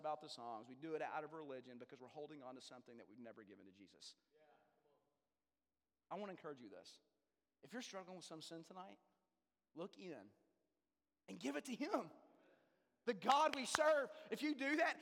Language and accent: English; Denton, Texas, United States; I grew up in North Texas, Denton, Texas